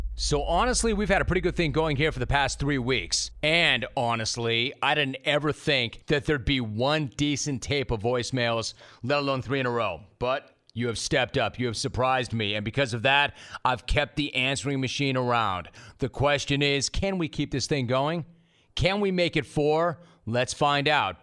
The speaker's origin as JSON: {"language": "English", "town": "Huntington Beach", "region": "California", "country": "United States", "said": "I'm from Huntington Beach"}